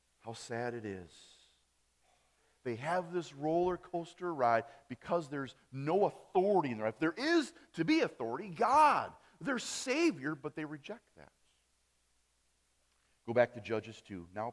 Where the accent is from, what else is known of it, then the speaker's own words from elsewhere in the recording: Appleton, Wisconsin, United States; accent: German accent; I grew up in Wisconsin, Appleton, Wisconsin. On that side of Wisconsin, we have more of a German accent